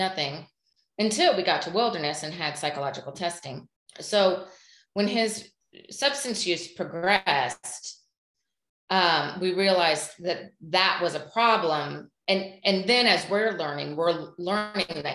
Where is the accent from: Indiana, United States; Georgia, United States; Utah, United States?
Indiana, United States; we live in the Midwest. We're from Indiana